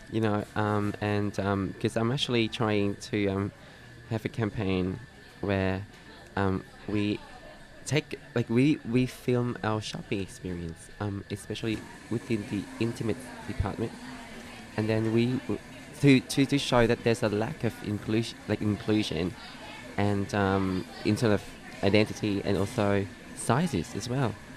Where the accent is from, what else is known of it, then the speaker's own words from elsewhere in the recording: Vietnam; now in Australia; I'm from Vietnam